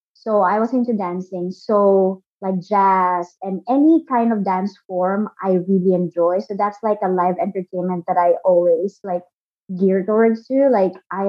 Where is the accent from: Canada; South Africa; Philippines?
Philippines; moved away as an adult; now in Brooklyn, United States; Born and raised in the Philippines. 100% Filipino